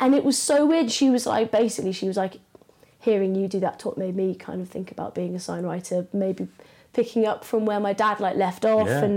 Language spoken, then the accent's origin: English; Malvern, West Midlands, United Kingdom; moved away as an adult; also born or lived in Hereford / Falmouth; now in Bristol, United Kingdom; I'm originally from Malvern, which is a little town in the West Midlands.